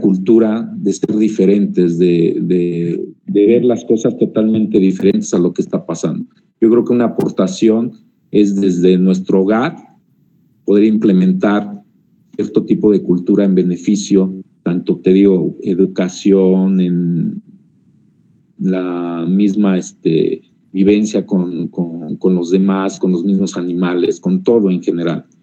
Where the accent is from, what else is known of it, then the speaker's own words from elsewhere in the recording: Mexico; como mexicanos, desgraciadamente, la mayoría tenemos